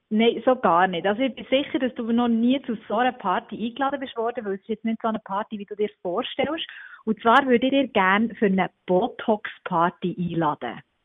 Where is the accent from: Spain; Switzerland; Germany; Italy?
Switzerland; bei uns in der Schweiz